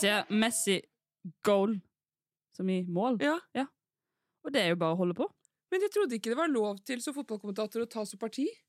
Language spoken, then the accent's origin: Norwegian; Bergen, Vestland, Norway; moved away; naboen vår hjemme i Bergen